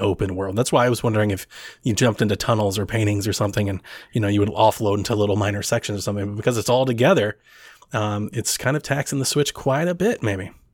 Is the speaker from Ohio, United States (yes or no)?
yes; Ohio, United States; I'm from Ohio myself